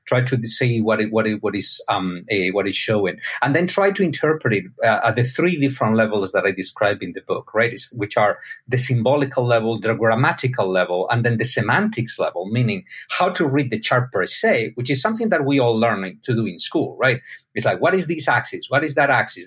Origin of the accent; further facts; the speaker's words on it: Spain; My dad is a medical doctor, also from Spain. I was born in Spain